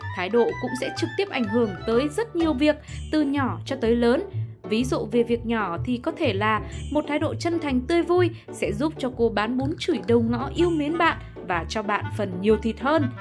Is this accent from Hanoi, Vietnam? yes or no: yes; Hanoi, Vietnam; mình lớn lên ở Hà Nội